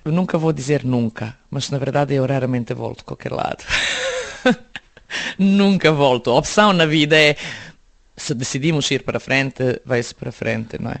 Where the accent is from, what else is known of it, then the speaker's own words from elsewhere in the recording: Belgrade, Serbia; Portuguese is a second language; moved away as an adult; also born or lived in Bosnia / Jajce / Sarajevo; now in Portugal; Cresci em Belgrado e voltámos para a casa dos meus pais